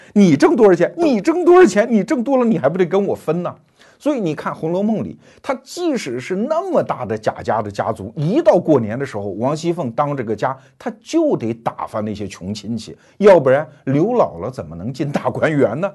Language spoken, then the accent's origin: Chinese; Anhui, China; 我们安徽人胡适